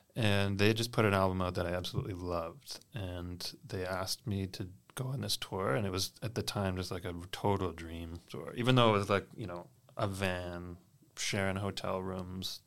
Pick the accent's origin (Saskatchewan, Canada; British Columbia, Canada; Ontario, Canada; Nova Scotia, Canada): Nova Scotia, Canada; Kentville; I grew up in the Annapolis Valley, specifically a little town called Kentville